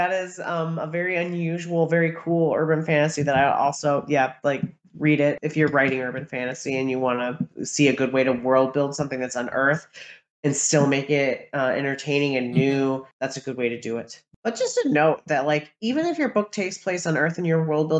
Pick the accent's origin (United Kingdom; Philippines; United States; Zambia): United States; as an American